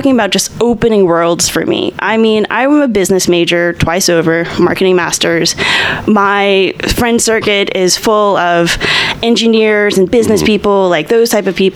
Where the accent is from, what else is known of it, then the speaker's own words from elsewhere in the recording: Baton Rouge, Louisiana, United States; moved away as an adult; now in Austin, United States; I'm from Louisiana